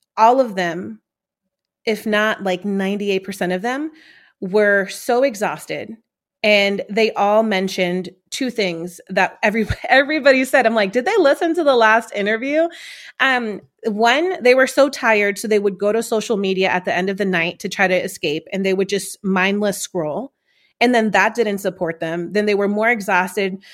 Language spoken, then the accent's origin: English; New York City, New York, United States; growing up in Corona, Queens, New York